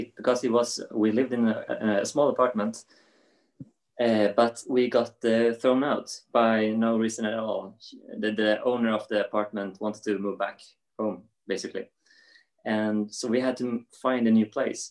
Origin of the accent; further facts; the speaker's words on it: Sundsvall, Västernorrland County, Sweden; English is a second language; also born or lived in Stockholm, Sweden; now in Jönköping, Sweden; I'm from Sundsvall up north in Sweden